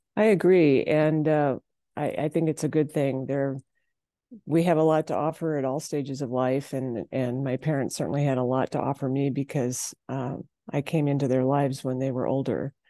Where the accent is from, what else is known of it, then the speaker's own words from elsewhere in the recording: Kimball, South Dakota, United States; I'm from Kimball, South Dakota